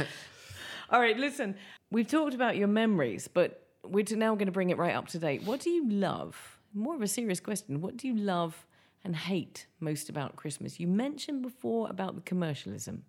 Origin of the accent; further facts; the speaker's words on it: England, United Kingdom; I'm English